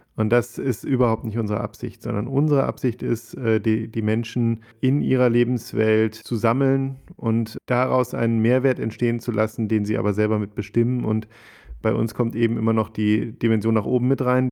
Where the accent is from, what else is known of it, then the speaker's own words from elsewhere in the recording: Ruhr area, North Rhine-Westphalia, Germany; now in Cologne, Germany; bin ich ähm, Kölner inzwischen, würde ich sagen, komme eigentlich aus dem Ruhrgebiet